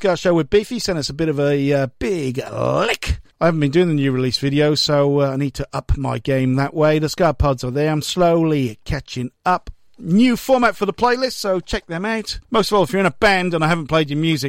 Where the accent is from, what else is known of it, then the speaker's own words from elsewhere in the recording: Wales, United Kingdom; now in Melbourne, Australia; I'm from Wales.